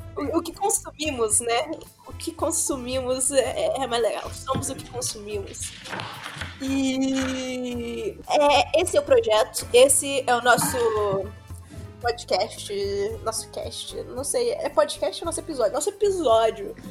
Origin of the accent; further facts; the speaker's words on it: Minas Gerais, Brazil; eu sou mineira